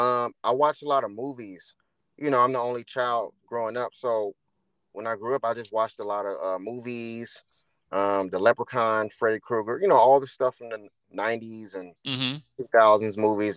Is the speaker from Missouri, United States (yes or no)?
yes; St. Louis, Missouri, United States; St. Louis, Missouri.